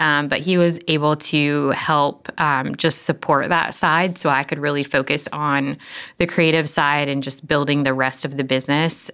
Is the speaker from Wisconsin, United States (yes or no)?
no; Florida, United States; moved away as an adult; now in Franklin, United States; we are from Florida and moved to Nashville, well, Franklin, about ten years ago now